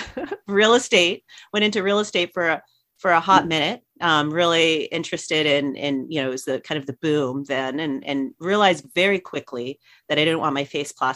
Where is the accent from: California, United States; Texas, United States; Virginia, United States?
California, United States; Riverside; also born or lived in Los Angeles (Van Nuys), California / Laguna Beach, California / Orange County, California; I lived in Riverside up until through elementary school. And then I moved into Laguna Beach